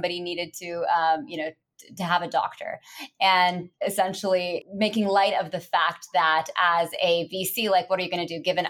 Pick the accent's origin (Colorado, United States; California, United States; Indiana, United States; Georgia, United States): California, United States; Bay Area; I grew up in the Bay Area. So I'm a rare Bay Area native.